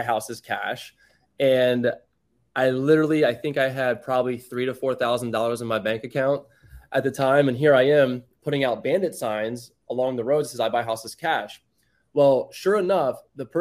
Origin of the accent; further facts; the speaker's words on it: York, Pennsylvania, United States; moved away as an adult; now in South Florida, United States; I grew up in a small town up north, York, Pennsylvania, born and raised. I was there until I was 30